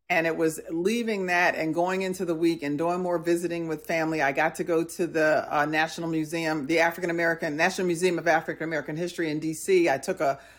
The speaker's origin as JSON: {"language": "English", "region": "New Jersey", "country": "United States", "tie": "born or raised there", "also_born_or_lived": "Milwaukee", "said": "When they asked me where did I grow up, I would tell them I grew up in in New Jersey and then Milwaukee."}